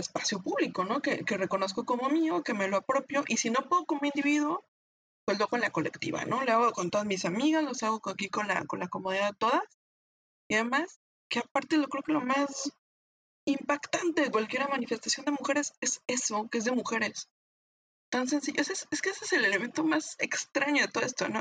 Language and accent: Spanish; Mexico